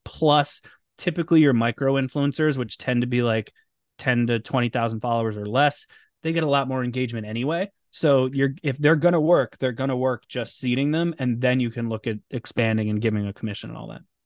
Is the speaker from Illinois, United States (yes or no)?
no; Boca Raton, Florida, United States; moved away as an adult; also born or lived in Orlando / North Jersey; now in outside Philadelphia, United States; I grew up in South Florida. in, uh, Boca Raton, so outside Fort Lauderdale